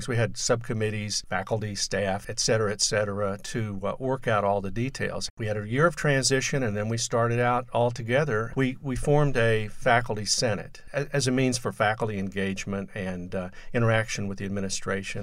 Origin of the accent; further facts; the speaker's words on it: Dallas, Texas, United States; moved away as an adult; also born or lived in Austin, Texas; now in Brownsville, United States; I grew up in Dallas